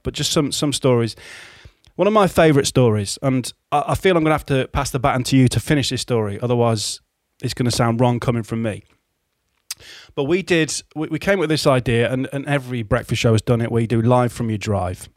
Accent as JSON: {"language": "English", "town": "Hull", "region": "Yorkshire and the Humber", "country": "United Kingdom", "tie": "born or raised there", "said": "my hometown station of Viking"}